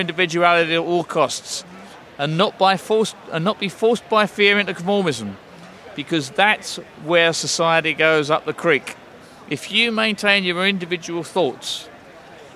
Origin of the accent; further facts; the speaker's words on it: England, United Kingdom; as an Englishman